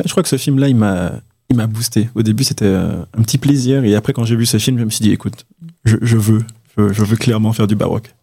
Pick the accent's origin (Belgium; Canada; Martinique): Martinique; je suis de Martinique